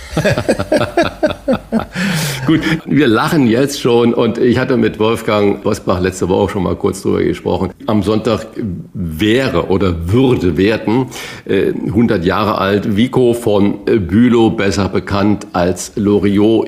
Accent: Northern Germany, Germany; als Norddeutscher

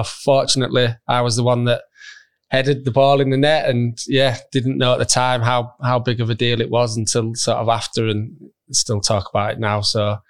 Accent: Halifax, Yorkshire and the Humber, United Kingdom; I was from Halifax.

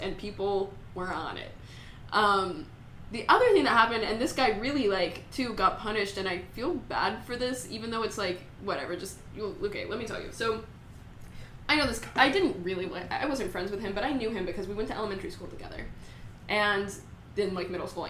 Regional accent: San Antonio, Texas, United States; I'm from San Antonio, so it's, like, a lot of people are Hispanic there

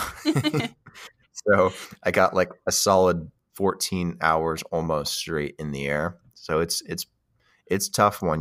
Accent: United States; as an American

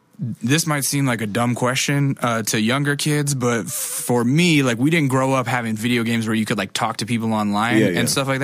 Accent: Alaska, United States; I'm from Alaska. So I grew up in the cold and in a small-ish town as well, a much smaller town than Ottawa

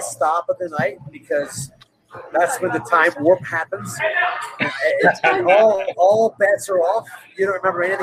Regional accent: South Jersey near Atlantic City, New Jersey, United States; moved away; also born or lived in Syracuse; I grew up in South Jersey near Atlantic City, so I grew up on the beaches

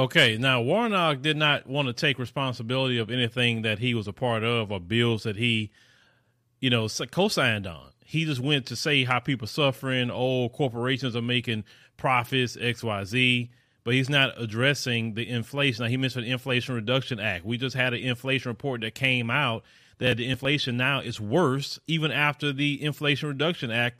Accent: the South, United States; accent: Southern; I'm from the South. I know that most people in the country think we in the South are dumb because of our accents. I know. But actually, I love my Southern accent

